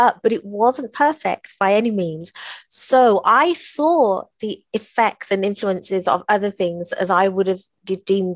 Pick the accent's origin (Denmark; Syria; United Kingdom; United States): United Kingdom; England; we grew up in England in the 70s